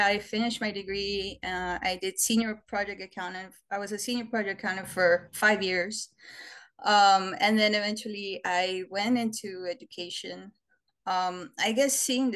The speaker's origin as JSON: {"language": "English", "town": "Brownsville", "region": "Texas", "country": "United States", "tie": "born or raised there", "said": "I'm from Brownsville, Texas. I was born here and raised here"}